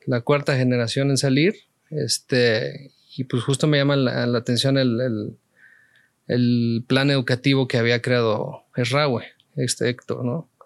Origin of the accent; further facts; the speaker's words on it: Mexico City, Mexico; una niñez cualquiera en la Ciudad de México